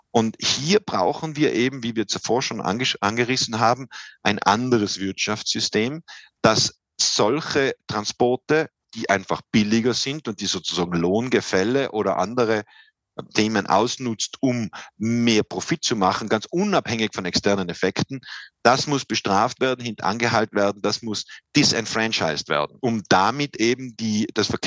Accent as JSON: {"language": "German", "town": "Silz", "region": "Tyrol", "country": "Austria", "tie": "born or raised there", "said": "ist ein, kleiner Moorsee im Tiroler Oberland, äh, ähm, ganz in der Nähe meiner Heimatgemeinde Silz."}